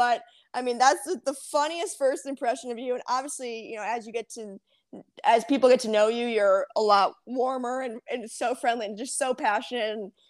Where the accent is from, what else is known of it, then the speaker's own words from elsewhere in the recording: Chicago, Illinois, United States; moved away; also born or lived in Georgia; I'm from Chicago